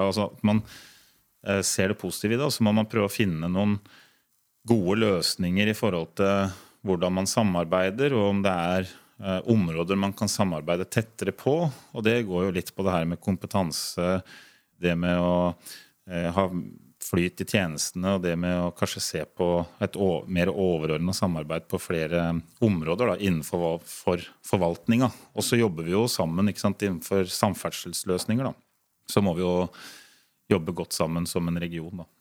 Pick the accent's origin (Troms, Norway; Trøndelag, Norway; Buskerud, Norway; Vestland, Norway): Buskerud, Norway; Ringerike; Det er jo jeg og Inger Kammerud og, og Roger, da, så vi er jo tre fra Ringerike som sitter i det utvalget.